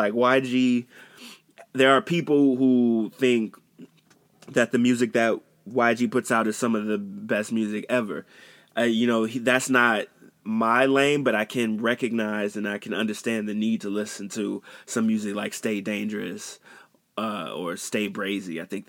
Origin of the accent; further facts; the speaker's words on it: Houston, Texas, United States; born there; Like, I got family in Houston. I was born in Houston.